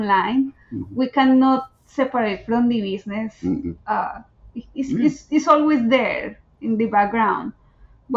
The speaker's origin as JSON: {"language": "English", "town": "Bogota", "region": "Bogotá", "country": "Colombia", "second_language": "English", "moved": "as an adult", "lives_now": "San Diego, United States", "said": "I come from Bogota"}